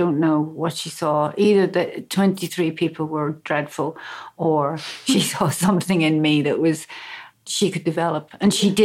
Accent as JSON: {"language": "English", "town": "Belfast", "region": "Northern Ireland", "country": "United Kingdom", "tie": "born or raised there", "said": "I grew up in Belfast"}